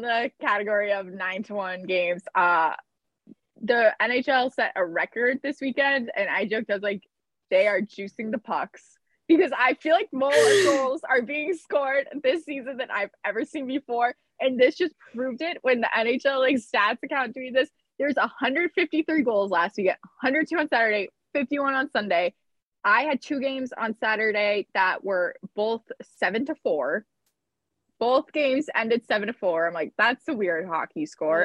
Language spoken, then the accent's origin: English; Boston, Massachusetts, United States; as a Bostonian